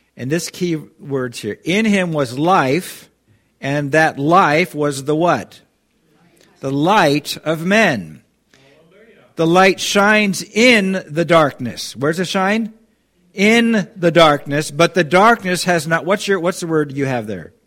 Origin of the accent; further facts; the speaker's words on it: Kirkland, Washington, United States; moved away as an adult; also born or lived in Irrigon, Oregon; I grew up in Seattle, you know, the, in Kirkland.